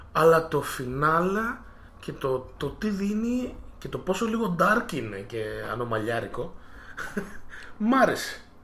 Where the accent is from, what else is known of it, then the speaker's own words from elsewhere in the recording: Greece; εμείς σαν Έλληνες που είμαστε μια χώρα της Ανατολής